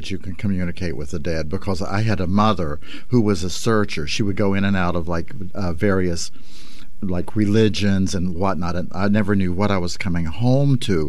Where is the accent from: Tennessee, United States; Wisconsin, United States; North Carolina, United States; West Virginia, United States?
West Virginia, United States; Even though I'm from West Virginia